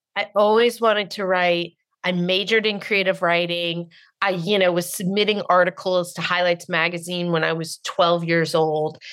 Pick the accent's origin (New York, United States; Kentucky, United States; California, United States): California, United States; Marin County; I'm from Marin County. I was raised by total snobs